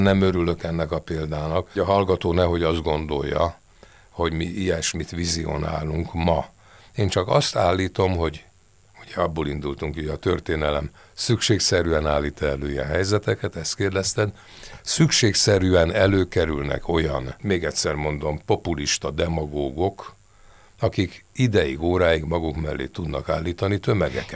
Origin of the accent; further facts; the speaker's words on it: Budapest, Hungary; Első kerület. Krisztina város.